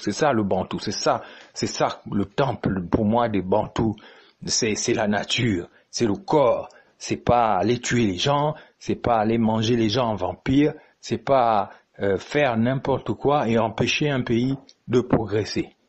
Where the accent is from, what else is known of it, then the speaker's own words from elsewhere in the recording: Gabon; notre pays